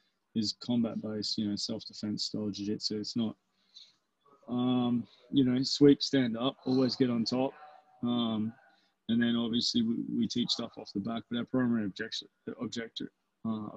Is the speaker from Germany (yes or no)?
no; Albury, New South Wales, Australia; moved away; my hometown in Albury